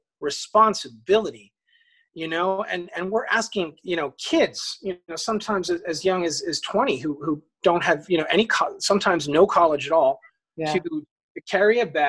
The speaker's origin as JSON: {"language": "English", "town": "Atlantic Highlands", "region": "New Jersey", "country": "United States", "tie": "born or raised there", "also_born_or_lived": "Long Branch, New Jersey", "lives_now": "Howell, United States", "said": "I grew up in Atlantic Highlands. I was born in Long Branch. And now I'm in Howell"}